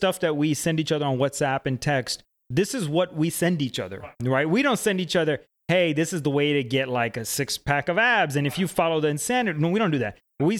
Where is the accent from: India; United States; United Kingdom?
India; Gujarat; I'm Indian. Obviously, for listeners that don't know, I'm Guju. That means I'm Gujarati.